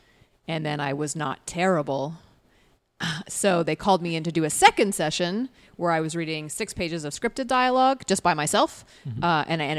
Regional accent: Canada; accent: Canadian; when I went to theater school, the first thing they did was like beat my Canadian accent out of me and then give me a British accent.

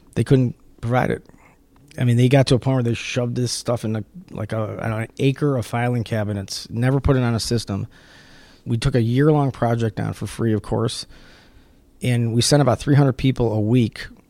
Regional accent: Detroit, Michigan, United States; Detroit is, I mean, it's my hometown, fourth generation

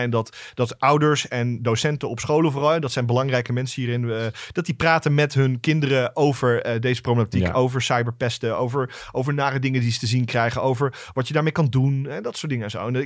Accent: Luxembourg; born there; Oké, ik, ik ben geboren in Luxemburg.

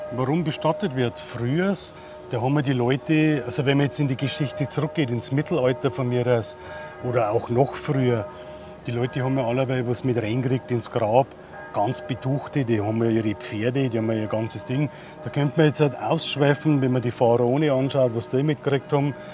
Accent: Holzheim, Germany; Da wo ich her bin aus Holzheim

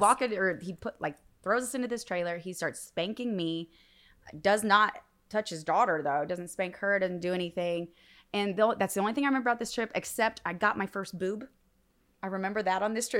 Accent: northern Indiana, United States; also born or lived in Logansport, Indiana; I'm from Indiana. So I was born in Logansport, but I grew up mainly in northern Indiana

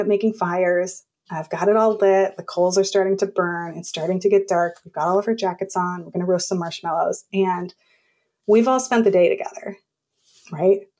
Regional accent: California, United States; now in New York, United States; I grew up in California

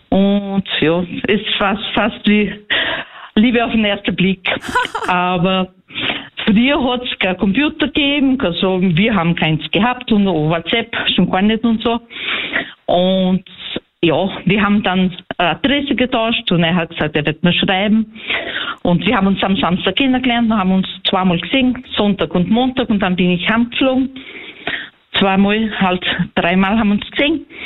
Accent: Brazil; moved away as an adult; now in Austria; ich komme aus Brasilien

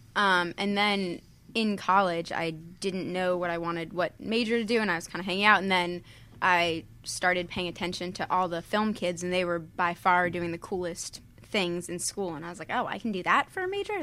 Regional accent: Worcester, Massachusetts, United States; moved away as an adult; also born or lived in Pennsylvania; now in California, United States; I was born in Pennsylvania, but I'm from Massachusetts. I grew up in Massachusetts

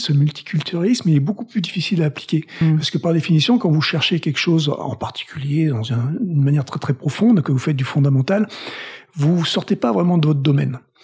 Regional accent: Toulouse, Occitania, France; moved away as an adult; also born or lived in Paris / Boston; now in United States; je viens de Toulouse, donc je suis toulousain. J'ai vécu première partie de ma vie là-bas

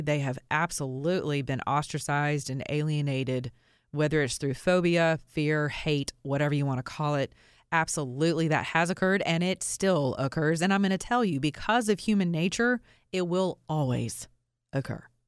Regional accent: Georgia, United States; a law school in the state of Georgia, which happens to be my state. I'm from Georgia

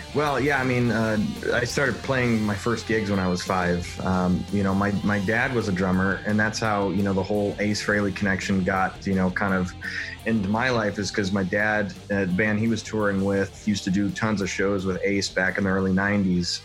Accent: Detroit, Michigan, United States; I'm from Detroit

